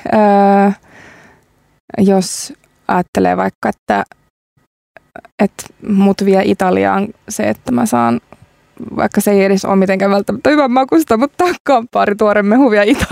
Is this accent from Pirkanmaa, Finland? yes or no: yes; Tampere, Pirkanmaa, Finland; now in Helsinki, Finland; mistä olen kotoisin, eli Tampereelta, sisämaasta